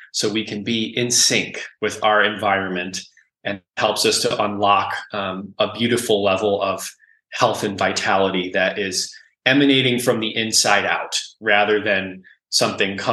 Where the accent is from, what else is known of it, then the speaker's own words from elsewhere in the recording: Cleveland, Ohio, United States; also born or lived in Akron, Ohio; I'm originally from Cleveland, grew up in Cleveland, moved to Akron in 2006 to go to music school